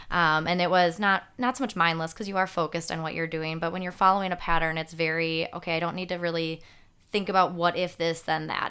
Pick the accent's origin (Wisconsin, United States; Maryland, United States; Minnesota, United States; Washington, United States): Wisconsin, United States; Franklin; born and raised here in Franklin. Uh, been here my whole life